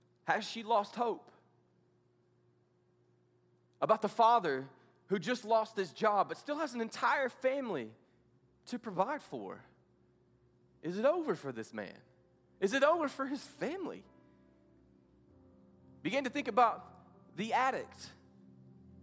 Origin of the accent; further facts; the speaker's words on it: the South, United States; I grew up in the South at a place to where everybody goes to church, much like here